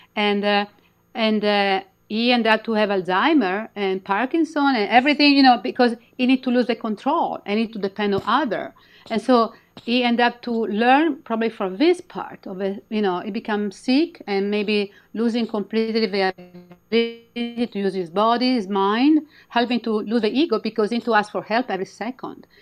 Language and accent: English; Milan, Lombardy, Italy; English is a second language; moved away as an adult; also born or lived in Midwest, United States; now in United States; I'm from Milan